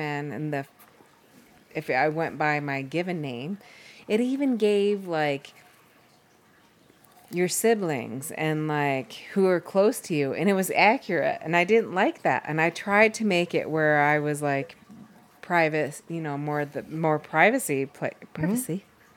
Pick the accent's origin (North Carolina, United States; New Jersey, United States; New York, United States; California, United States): New York, United States; Batavia; I'm from Batavia, New York, which is right between Buffalo and Rochester, New York, which is upstate